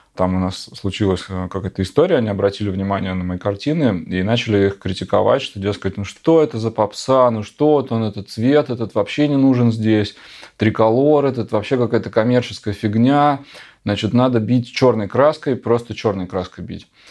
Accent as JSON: {"language": "Russian", "town": "Novosibirsk", "region": "Novosibirsk Oblast", "country": "Russia", "tie": "born or raised there", "moved": "yes", "lives_now": "Moscow, Russia", "said": "Город наш, Новосибирск, откуда я родом"}